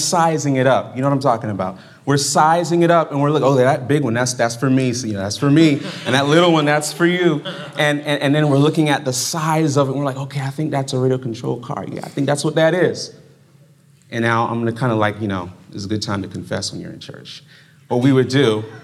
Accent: Fort Lauderdale, Florida, United States; also born or lived in Brooklyn, New York; now in Berrien Springs, United States; I was growing up in Brooklyn. And in Brooklyn, New York, it's kind of similar to the weather that's up here right now. And I left there when I was 7 years old. And then I went to South Florida. And I was in Fort Lauderdale

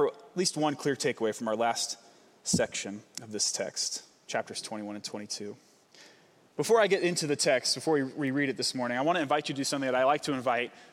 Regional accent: Vancouver, Washington, United States; I'm from Vancouver, Washington

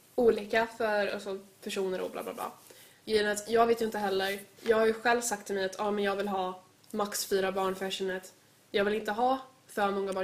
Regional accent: Sweden; jag är ju född i Sverige, jag har varit med liksom, alltså jag har varit i Sverige hela mitt liv

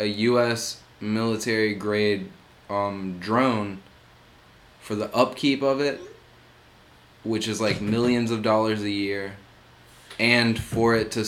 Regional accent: Alabama, United States; I'm from Alabama

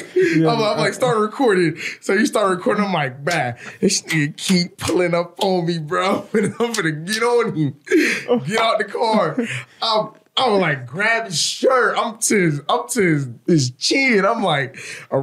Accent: San Francisco, California, United States; I'm from the Bay Area, San Francisco

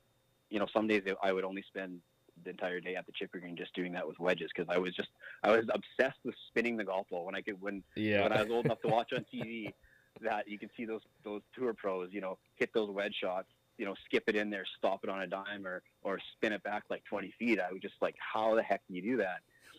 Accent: St. Walburg, Saskatchewan, Canada; I actually think that because I grew up in St. Walburg on that 9-hole golf course, that is probably the main reason why I have had any success in golf.

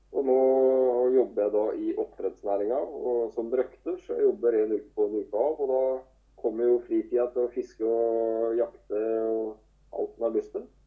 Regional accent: Telemark, Norway; Det er jo der jeg starta òg, i Telemark

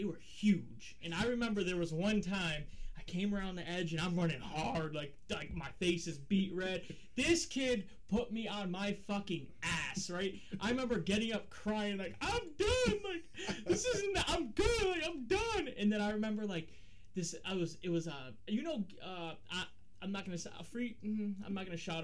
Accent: Middletown, United States; that was my hometown

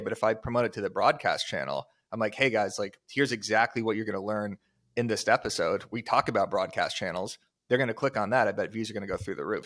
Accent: Tucson, Arizona, United States; I'm from Tucson, Arizona, not a super desirable location for people to move to. You kinda just grow up there

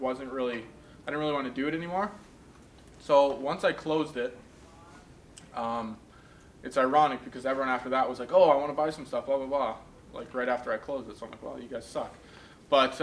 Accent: Minot, North Dakota, United States; also born or lived in Steinbach, Manitoba, Canada; I grew up in Minot, North Dakota

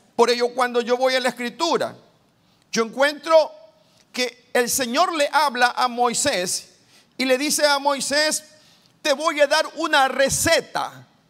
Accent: Guayaquil, Guayas, Ecuador; Soy guayaquileño, madera de guerrero. Vengo de Guayaquil, una ciudad caliente, el puerto principal de mi país, Ecuador

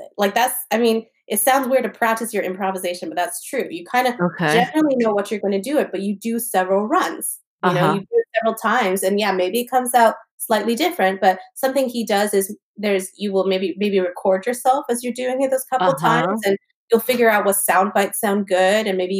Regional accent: East Coast, United States; I am from the East Coast, so I still speak really fast

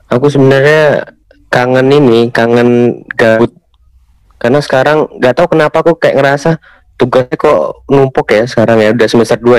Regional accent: Kudus, Central Java, Indonesia; Kalau di daerah daerahku ya daerah Kudus itu ada daerah yang emang eh, mungkin emang suka rob ya. Emang biasanya tuh daerah sana itu emang banyak rob. Tapi kalau aku kan kebetulan anak kota biasa

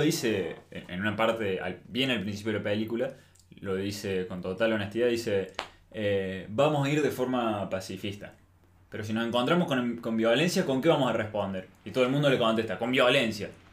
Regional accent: Argentina; como argentinos

